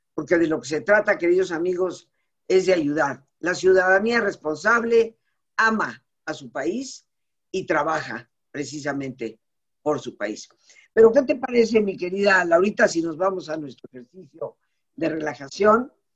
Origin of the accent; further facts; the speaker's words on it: Mexico; como mexicana, de familia mexicana, de, más de 300 años en este país, eh, mis padres no son recién llegados, no fueron recién llegados, sino desde Yucatán durante siglos. Eh, yo nacida en México